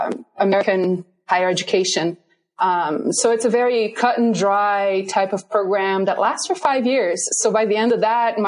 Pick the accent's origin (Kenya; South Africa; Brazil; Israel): Brazil; southern Brazil; English is a second language; moved away as an adult; also born or lived in Virginia, United States; now in Colorado, United States; I'm originally from Brazil, and I got my undergrad degree, my bachelor's in sanitary and environmental engineering in southern Brazil, actually in my hometown in southern Brazil.